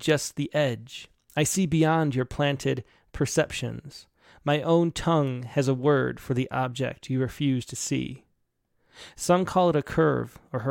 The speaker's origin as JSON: {"language": "English", "region": "the North", "country": "United States", "tie": "born or raised there", "said": "growing up in the North"}